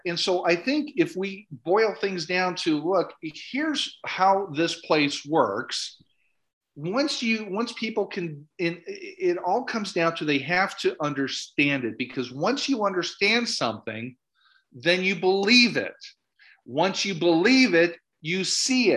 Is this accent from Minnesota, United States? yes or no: yes; Minnesota, United States; I'm from Minnesota.